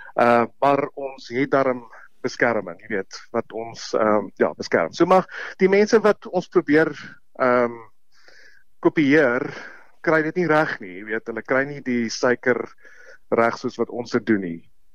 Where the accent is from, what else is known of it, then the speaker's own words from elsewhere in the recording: South Africa; ons as Afrikaners